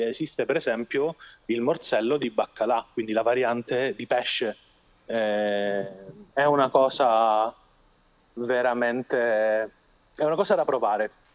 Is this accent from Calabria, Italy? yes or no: yes; Calabria, Italy; siamo orgogliosi di avere nella nostra regione il bergamotto